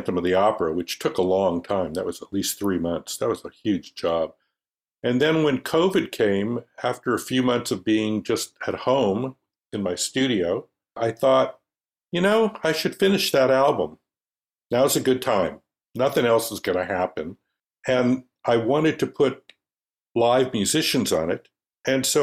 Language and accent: English; Los Angeles, California, United States; I was born in Los Angeles. My father was born in Los Angeles.